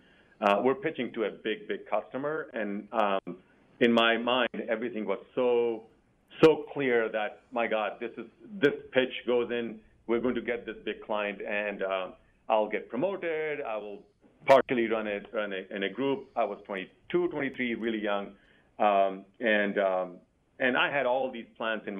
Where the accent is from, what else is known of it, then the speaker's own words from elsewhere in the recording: India; now in Virginia, United States; I grew up in India